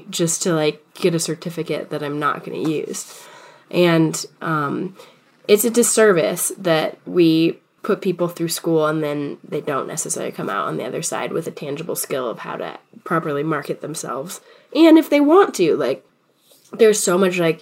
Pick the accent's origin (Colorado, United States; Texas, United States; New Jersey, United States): Colorado, United States; Boulder; also born or lived in Fort Collins, Colorado; now in Denver, United States; I grew up in Boulder